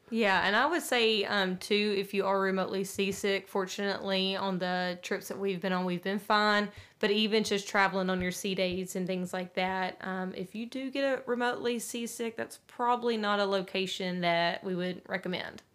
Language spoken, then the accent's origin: English; Nashville, Tennessee, United States; we are from Music City